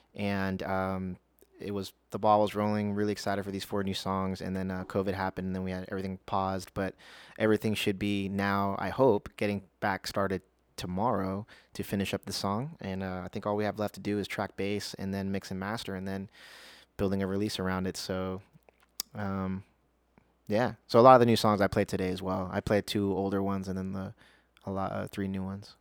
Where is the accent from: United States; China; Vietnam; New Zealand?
United States; Las Vegas, Nevada; also born or lived in Houston, Texas; I was born, uh, in Houston, Texas, but raised in Las Vegas.